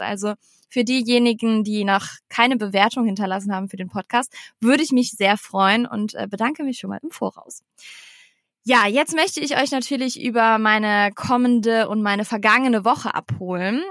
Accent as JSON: {"language": "German", "town": "Eschweiler", "region": "North Rhine-Westphalia", "country": "Germany", "tie": "born or raised there", "moved": "yes", "said": "nach Eschweiler gefahren in mein in meiner Heimatstadt"}